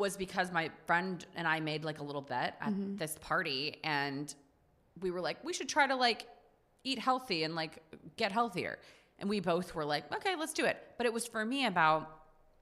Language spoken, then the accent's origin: English; Texas, United States; now in New York City, United States; I grew up on the Mexican border. Like, I grew up, like, primarily in a Mexican culture